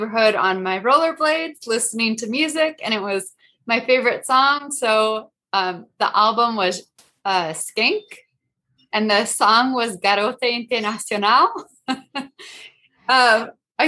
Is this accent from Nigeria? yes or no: no; United States; I grew up in the US.